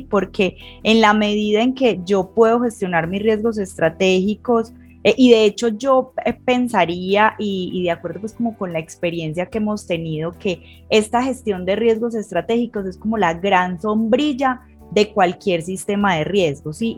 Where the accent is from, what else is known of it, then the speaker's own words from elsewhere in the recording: Colombia; aquí en mi país, en Colombia